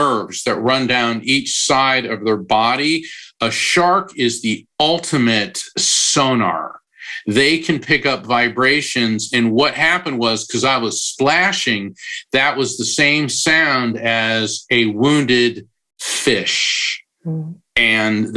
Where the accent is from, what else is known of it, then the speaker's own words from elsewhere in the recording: Florida, United States; When I was 13 years old, I grew up in Florida. In fact, I still live near the ocean.